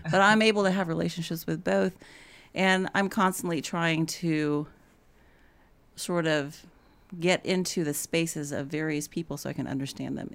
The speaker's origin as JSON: {"language": "English", "town": "Houston", "region": "Texas", "country": "United States", "tie": "born or raised there", "moved": "as an adult", "lives_now": "Atlanta, United States", "said": "I had lived in, and grown up in Houston"}